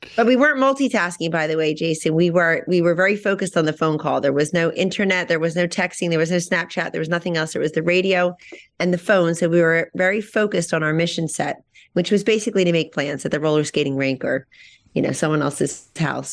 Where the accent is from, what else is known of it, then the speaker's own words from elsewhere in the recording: Hamilton, New Jersey, United States; my hometown of Hamilton, New Jersey, Blueberry Capital of the World.